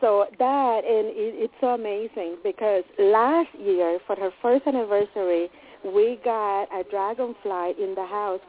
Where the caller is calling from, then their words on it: Connecticut, United States; from Connecticut.